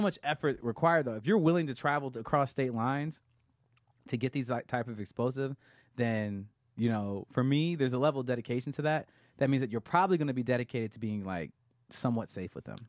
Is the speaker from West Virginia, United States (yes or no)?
no; Grand Blanc, Michigan, United States; moved away; I am from a suburb of Flint, Michigan called Grand Blanc